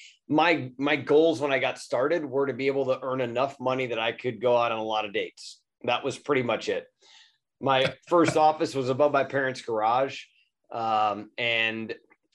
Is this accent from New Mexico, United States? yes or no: no; Cleveland, Ohio, United States; I grew up in Cleveland, Ohio, and I did an internship there